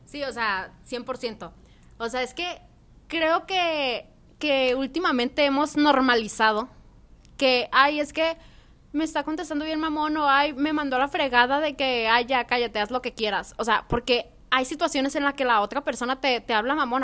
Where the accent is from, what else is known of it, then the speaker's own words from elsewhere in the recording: Culiacán, Sinaloa, Mexico; soy de Culiacán, Sinaloa